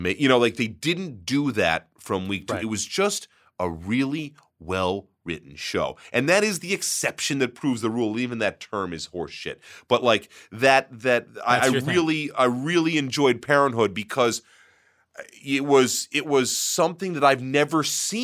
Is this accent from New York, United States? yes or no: yes; Brooklyn, New York, United States; Growing up in Brooklyn, Friday Night Lights is about as foreign to me as Deadwood or Carnival was.